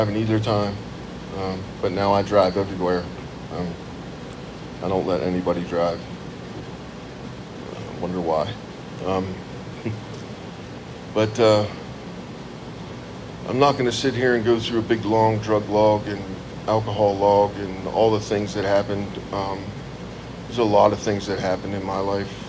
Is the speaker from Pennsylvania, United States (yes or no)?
yes; Lewistown, Pennsylvania, United States; also born or lived in Meriden, Connecticut; In 1972, we moved from Meriden, Connecticut, down to Lewistown, Pennsylvania, which is about 30 miles south of State College